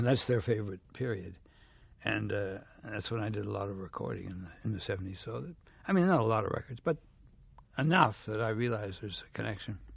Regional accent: Montreal, Quebec, Canada; moved away as an adult; also born or lived in South Africa; I'm from Canada, you know, I'm from Montreal.

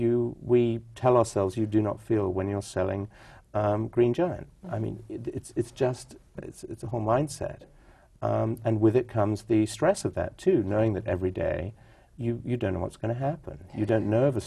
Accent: New York, United States; also born or lived in California; I was taken to a lot of theater growing up in New York

